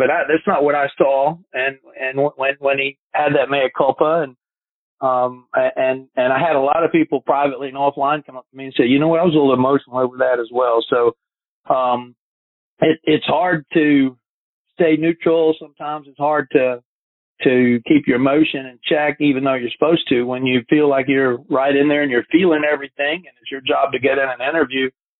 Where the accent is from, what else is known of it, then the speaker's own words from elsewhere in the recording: Chattanooga, Tennessee, United States; born there; I was born in the Chattanooga area, and all my family lives there in the area.